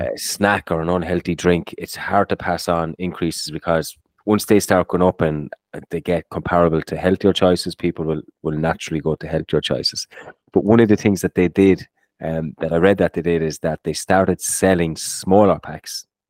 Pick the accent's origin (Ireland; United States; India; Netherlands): Ireland; growing up in Ireland, when you were doing your, um, you do these leaving certs and inter certs